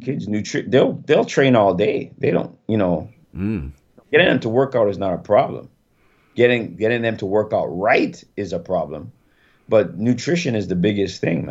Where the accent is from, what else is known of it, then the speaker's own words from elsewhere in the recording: Jamaica; I'm Jamaican